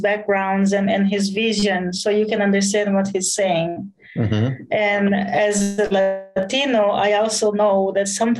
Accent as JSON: {"language": "English", "region": "southern Brazil", "country": "Brazil", "tie": "born or raised there", "also_born_or_lived": "Jerusalem", "moved": "as an adult", "lives_now": "Kansas City, United States", "said": "I was born in Brazil, southern Brazil. I lived in my family's house until I was 19"}